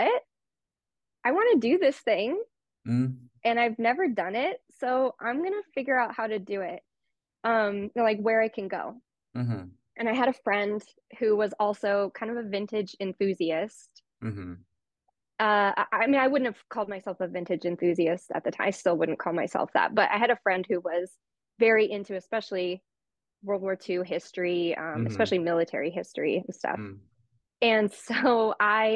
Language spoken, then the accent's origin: English; Los Angeles, California, United States; I grew up in LA in the San Fernando Valley, born and raised in the San Fernando Valley